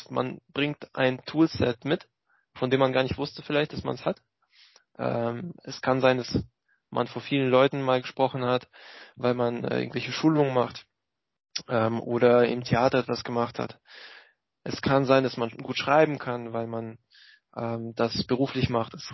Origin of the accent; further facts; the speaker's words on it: Russia; born there; moved away; als äh, gebürtigen Russen äh, habe ich sehr mitgefiebert mit dem, was in meiner alten Heimat vorging.